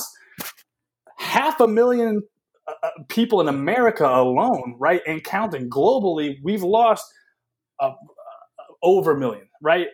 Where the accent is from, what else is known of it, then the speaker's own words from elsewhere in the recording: the South, United States; moved away; I am a Southerner